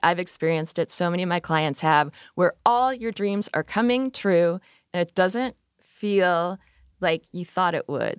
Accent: Midwest, United States; I grew up in the Midwest

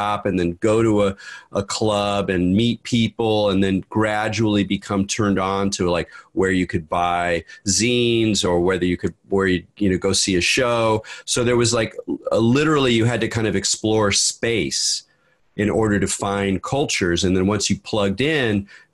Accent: Southern California, United States; also born or lived in Redwood City, California / New York / San Francisco Bay Area; I was born in Redwood City, grew up in Southern California, so I'm pretty thoroughly Californian

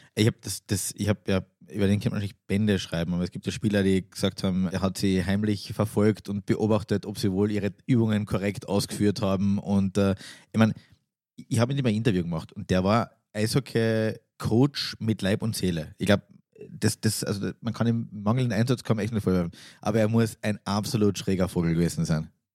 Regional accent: Austria; Als Österreicher sind wir

